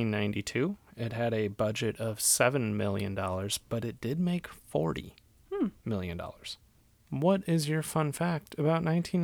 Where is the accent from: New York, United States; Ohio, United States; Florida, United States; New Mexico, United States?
Ohio, United States; I grew up in Ohio. We did have Taco Bell.